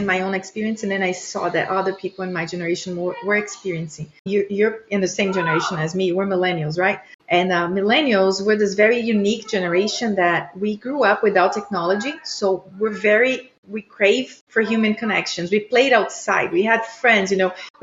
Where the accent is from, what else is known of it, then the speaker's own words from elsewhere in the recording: Brazil; moved away as an adult; now in United States; I am from Brazil originally, immigrated to the U.S. 16 years ago